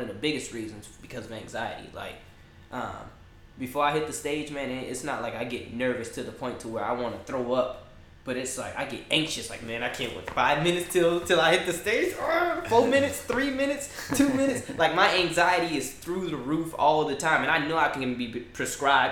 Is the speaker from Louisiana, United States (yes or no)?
yes; New Orleans, Louisiana, United States; now in Texas, United States; New Orleans, Louisiana born